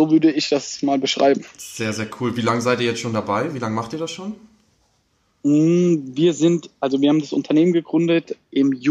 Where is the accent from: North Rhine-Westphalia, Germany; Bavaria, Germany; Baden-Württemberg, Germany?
Baden-Württemberg, Germany; ich komme aus der Nähe von Mannheim, Heidelberg.